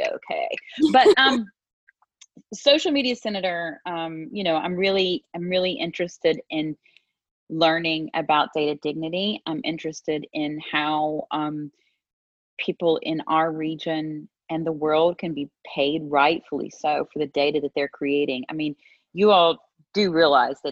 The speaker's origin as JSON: {"language": "English", "region": "West Virginia", "country": "United States", "tie": "born or raised there", "said": "we have an expression there. And we say West by God, Virginia, right? That's how I was raised."}